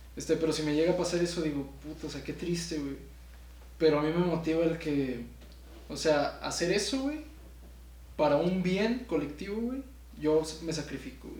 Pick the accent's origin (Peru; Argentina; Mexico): Mexico; Saltillo, Coahuila; yo soy del norte, de Saltillo.